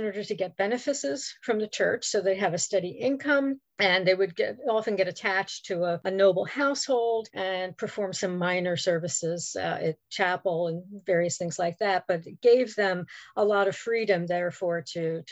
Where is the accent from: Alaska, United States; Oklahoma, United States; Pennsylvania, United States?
Pennsylvania, United States; Philadelphia; moved away; I'm originally from Philadelphia, which is on the East Coast of the US